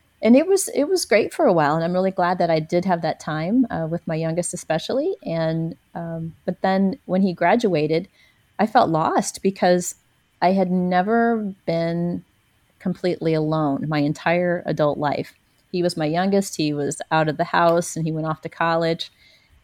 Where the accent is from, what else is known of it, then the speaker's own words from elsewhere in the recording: a small town south of St. Louis, Missouri, United States; now in Ubud, Indonesia; my hometown, which is a small town south of St. Louis